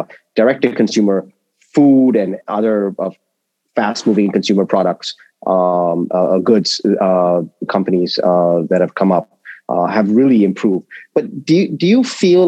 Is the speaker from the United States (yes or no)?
no; India; I'm Indian. I'm Indian.